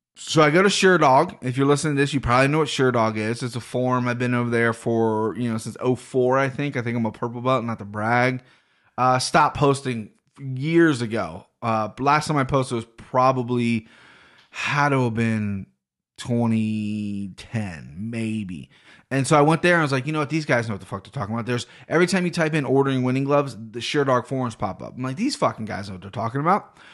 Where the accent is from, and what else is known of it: Cincinnati, Ohio, United States